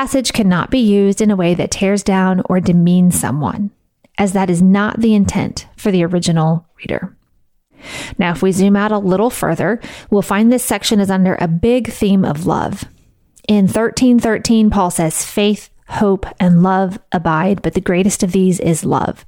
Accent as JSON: {"language": "English", "region": "the Bible Belt", "country": "United States", "tie": "born or raised there", "said": "I grew up in the Bible Belt"}